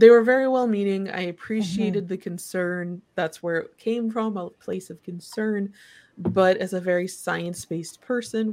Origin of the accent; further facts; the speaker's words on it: Kalamazoo, Michigan, United States; I grew up around Kalamazoo, Michigan, which is where Kellogg is